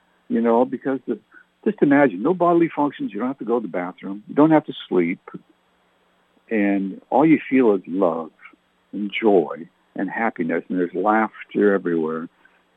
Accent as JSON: {"language": "English", "area": "Nashwaaksis", "region": "New Brunswick", "country": "Canada", "tie": "born or raised there", "moved": "yes", "said": "I grew up in Nashwauksis, New Brunswick, Canada in the 60s, specifically 62 to 68"}